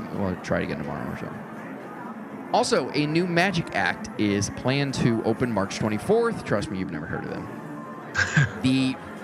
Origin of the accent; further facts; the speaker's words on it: Midwest, United States; We're all from the Midwest